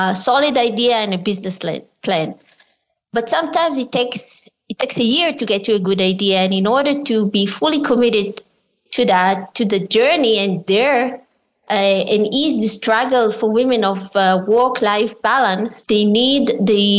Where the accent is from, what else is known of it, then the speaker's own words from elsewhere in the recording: Israel; I was born in Israel as well as my mother